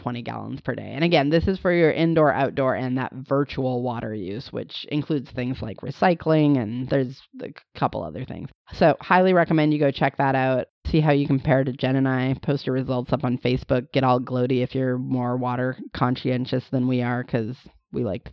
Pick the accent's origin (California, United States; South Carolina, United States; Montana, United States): Montana, United States; I grew up in Montana